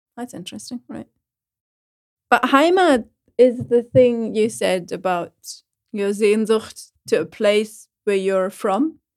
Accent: Schleswig-Holstein, Germany; English is a second language; moved away; When I come back to Schleswig-Holstein after a long time, and I'm on the train between Hamburg and, uh, my hometown, and I hear the slang

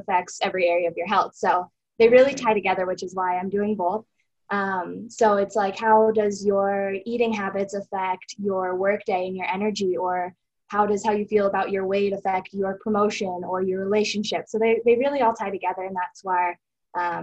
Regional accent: Jackson, Wyoming, United States; I was born and raised here in Jackson, so I've lived here my whole life

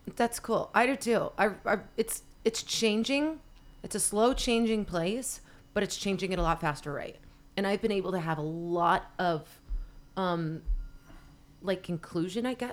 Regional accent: Salt Lake City, Utah, United States; moved away as an adult; also born or lived in Los Angeles / Venice Beach; now in Salt Lake City, United States; I grew, born and raised in Salt Lake City

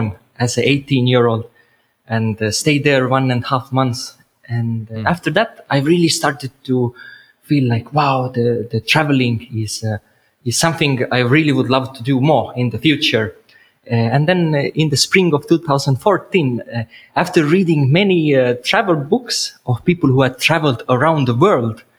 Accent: Estonia; moved away as an adult; I had my own house in Estonia, in my home country

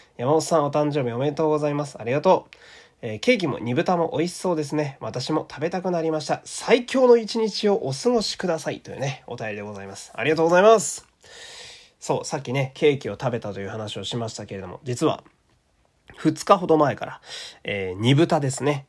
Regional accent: Fukui, Japan; moved away; 私の地元の福井県立恐竜博物館

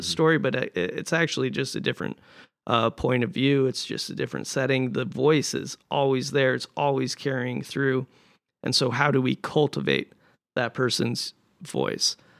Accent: Montana, United States; moved away; I'm from Montana

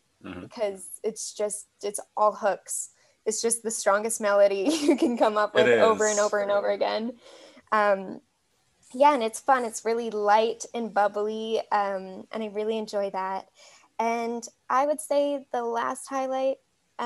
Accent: Canada; the most instant way to pick me out as a Canadian. Is definitely saying Zed

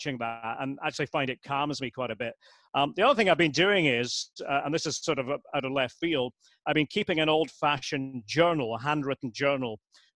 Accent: Aberdeen, Scotland, United Kingdom; I'm from Aberdeen and grew up supporting Aberdeen

